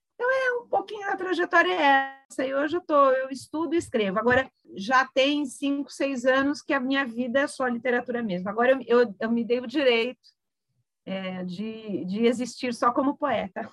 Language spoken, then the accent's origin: Portuguese; Santos, São Paulo, Brazil; moved away as an adult; also born or lived in Campinas; eu nasci em Santos, me saí de Santos já adulta